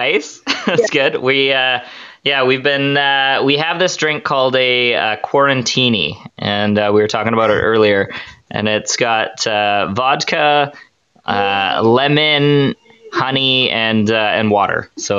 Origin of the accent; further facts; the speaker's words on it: British Columbia, Canada; So we're from British Columbia, Canada.